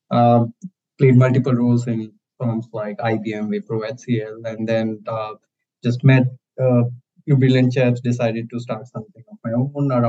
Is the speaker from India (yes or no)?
yes; India; I'm I'm born and brought up in India